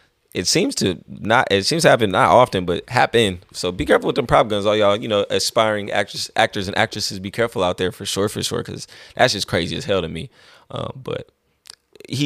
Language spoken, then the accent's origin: English; Vallejo, California, United States; being from North Vallejo, being from the neighborhood as well